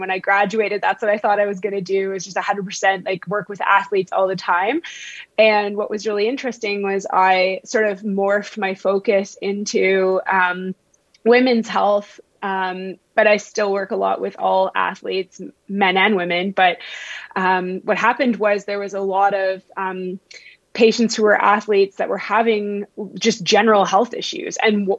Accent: Vancouver, British Columbia, Canada; accent: Ontario; also born or lived in Ontario; so I actually grew up in Vancouver. It just sounds like I'm from Ontario because I did all my schooling out east.

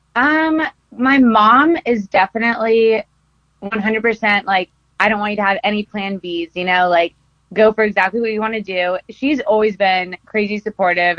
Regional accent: Costa Mesa, California, United States; I grew up in Costa Mesa, California

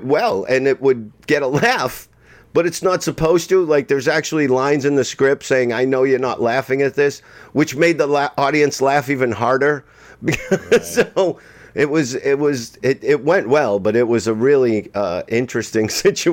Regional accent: Boston, Massachusetts, United States; moved away as an adult; I'm from Boston.

